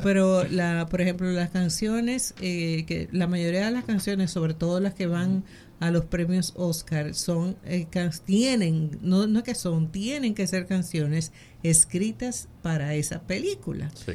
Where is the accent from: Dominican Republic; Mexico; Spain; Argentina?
Dominican Republic; nosotros como dominicanos